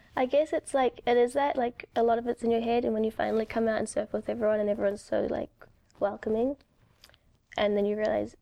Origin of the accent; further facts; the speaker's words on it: New Zealand; now in New York, United States; I grew up in New Zealand